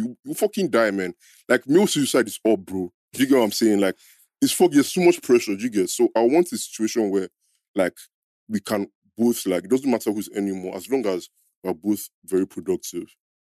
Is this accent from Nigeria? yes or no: yes; Nigeria; I'm not even a traditional person, but we grew up in Niger.